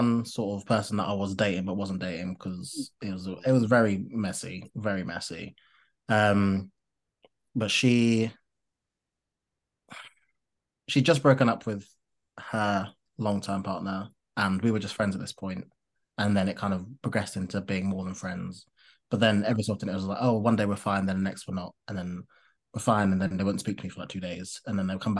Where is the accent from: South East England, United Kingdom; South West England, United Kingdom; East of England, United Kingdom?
South East England, United Kingdom; Isle of Wight; moved away as an adult; also born or lived in London; from London, I moved when I was 7 to Isle of Wight, and then was there till I was 18